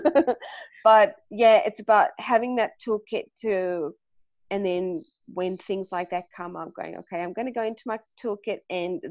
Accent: South Africa; now in Australia; I'm South African

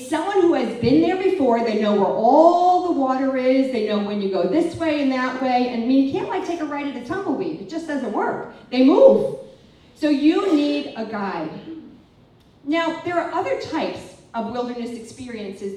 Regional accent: Long Island, New York, United States; moved away as an adult; also born or lived in Mexico City; I didn't grow up in Manhattan, I grew up in Long Island

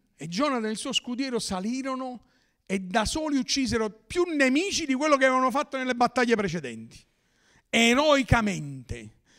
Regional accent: Naples area, Campania, Italy; dalle nostre parti

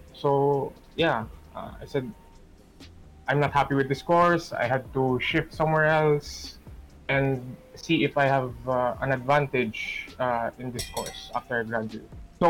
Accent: Oman; So, ayun, I grew up in Oman, same as Rayan. I've been there for 16 years

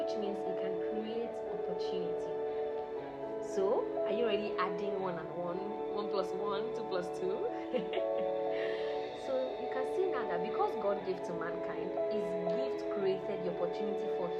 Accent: Nigeria; I'm from Nigeria, I'm Yoruba

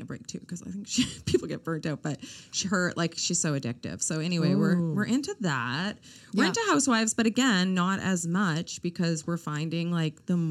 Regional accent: Canada; We're like Canadian girls

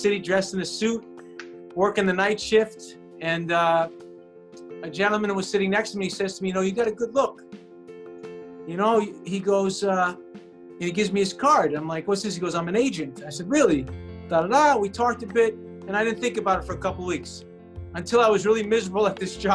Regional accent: New York City, New York, United States; now in Los Angeles, United States; I was born and raised in New York City. Queens, New York.

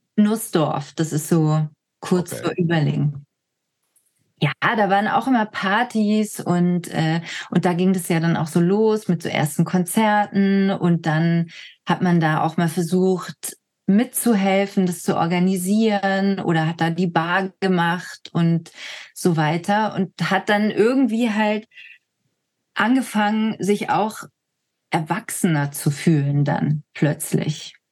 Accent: Lake Constance, Baden-Württemberg, Germany; also born or lived in Berlin; dort, wo ich aufgewachsen bin

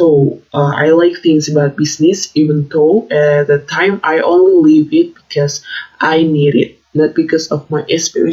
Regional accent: Semarang, Central Java, Indonesia; moved away as an adult; also born or lived in Bandung; I was originally from Semarang

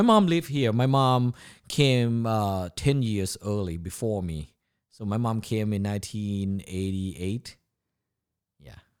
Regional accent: Chiang Mai, Thailand; English is a second language; also born or lived in Bangkok, Thailand / Orlando, United States; now in United States; I was born in Bangkok, Thailand in nineteen seventy. And then when I was six, seven years old, my parents moved up north, um, the northern Thailand. And, uh, where I was, uh, grew up is called, uh, Chiang Mai.

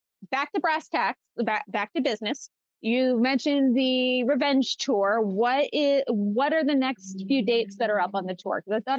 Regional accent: Detroit, Michigan, United States; I'm from Detroit.

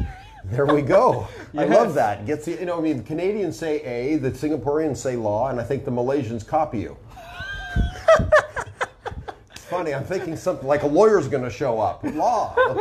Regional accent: Los Angeles, California, United States; accent: Hollywood accent; I come from Los Angeles, California.

